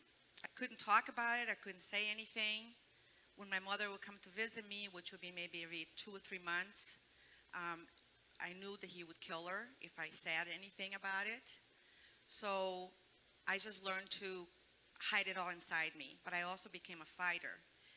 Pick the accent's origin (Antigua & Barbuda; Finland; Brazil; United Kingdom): Brazil; moved away; But I was born in Brazil, and we lived a very poor life there.